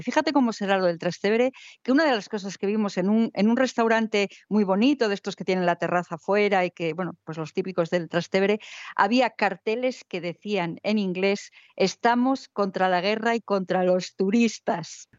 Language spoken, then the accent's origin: Spanish; Spain